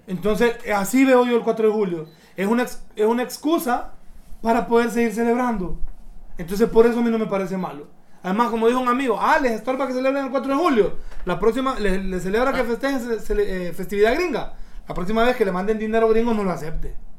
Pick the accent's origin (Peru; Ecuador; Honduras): Honduras; moved away as an adult; also born or lived in London; yo cuando me gradué me fui para Londres a trabajar, como muchos hondureños